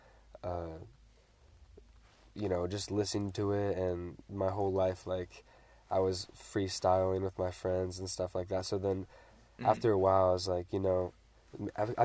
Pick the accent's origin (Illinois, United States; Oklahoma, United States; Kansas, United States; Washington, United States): Washington, United States; Ridgefield; I'm from Richfield, Washington